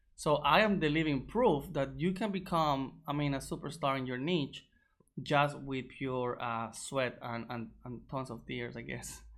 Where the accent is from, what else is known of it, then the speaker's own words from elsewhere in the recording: Colombia; moved away; also born or lived in Egypt; I'm from Colombia originally.